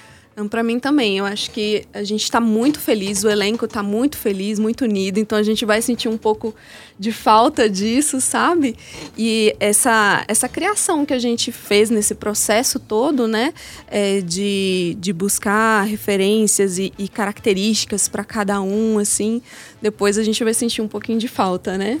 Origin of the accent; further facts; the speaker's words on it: interior of São Paulo, Brazil; now in Belo Horizonte, Brazil; Eu sou do interior de São Paulo